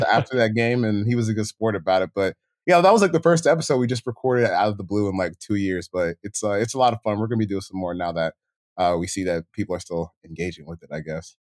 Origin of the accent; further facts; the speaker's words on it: Maryland, United States; also born or lived in Decatur, Georgia; when I was, like, five or six, like, we had moved to Maryland